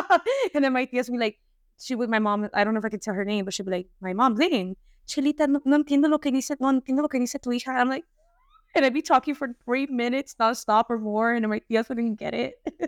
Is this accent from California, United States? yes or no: yes; Los Angeles, California, United States; first language Spanish; English is a second language; So I was born in the United States. So I was raised my whole life in, you know, specifically California, Los Angeles.